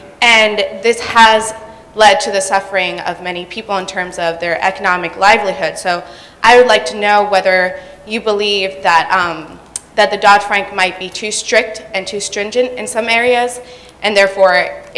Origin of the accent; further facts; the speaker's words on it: Panama; moved away; I'm actually originally from Panama, where there are plenty of mining operations.